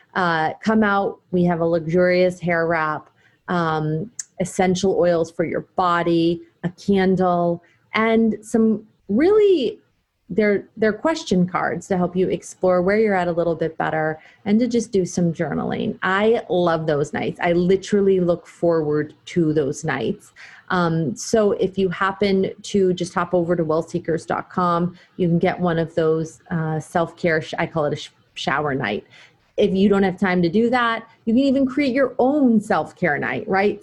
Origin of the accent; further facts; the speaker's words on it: New Hampshire, United States; in New Hampshire, which is my hometown